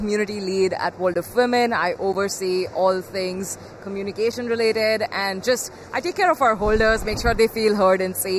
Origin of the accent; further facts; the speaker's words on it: India; I'm 21 years old. I'm from India. I'm a woman, but I'm still at the same level as like everyone that's here.